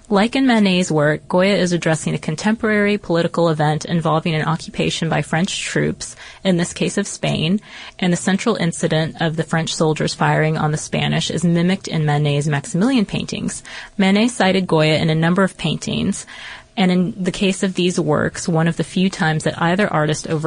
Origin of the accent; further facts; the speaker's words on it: Harwich, East of England, United Kingdom; in my hometown of Harwich, Essex, which he loved, and I can see us having many happy bonfire nights to come